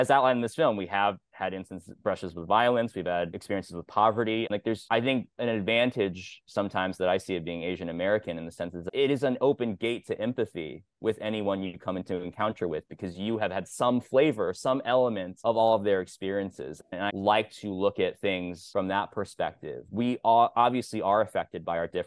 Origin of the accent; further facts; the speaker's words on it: Kansas, United States; I'm from Kansas.